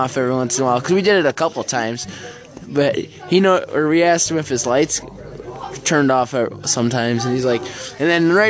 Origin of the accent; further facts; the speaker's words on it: Bellevue, Iowa, United States; I'm from Bellevue, Iowa.